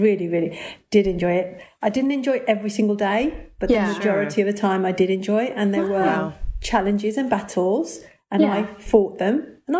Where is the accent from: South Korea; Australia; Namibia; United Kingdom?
United Kingdom; Birmingham, West Midlands; born and brought up in Birmingham, 15 years old, I had a forced marriage, 21 years old, I had a child and I was divorced.